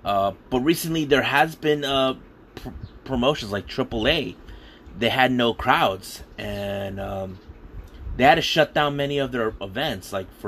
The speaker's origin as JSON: {"language": "English", "town": "San Diego", "region": "California", "country": "United States", "said": "I'm from San Diego, California."}